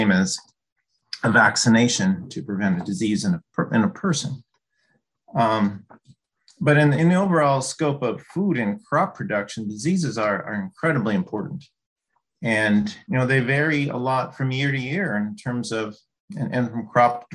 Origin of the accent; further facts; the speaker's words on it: Duluth, Minnesota, United States; also born or lived in Illinois / Wisconsin / Corvallis, Oregon; I grew up in Duluth, Minnesota